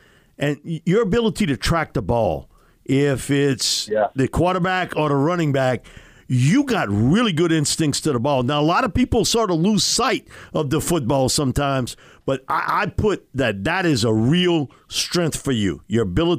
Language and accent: English; Louisiana, United States; Bobby and I grew up on the Bayou